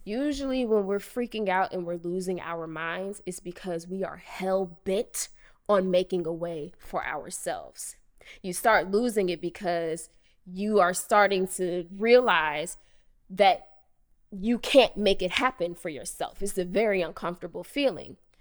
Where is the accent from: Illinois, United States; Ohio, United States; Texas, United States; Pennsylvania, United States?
Ohio, United States; Cincinnati; moved away as an adult; also born or lived in Chicago; growing up in Cincinnati, Ohio